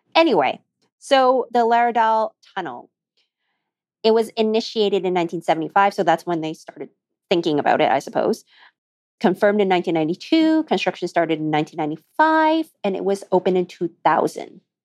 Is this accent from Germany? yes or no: no; Alberta, Canada; we grew up in Alberta